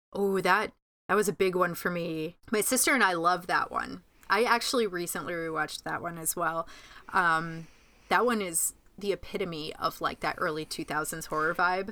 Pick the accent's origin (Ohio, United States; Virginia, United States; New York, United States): New York, United States; Groton; in my hometown of Groton, New York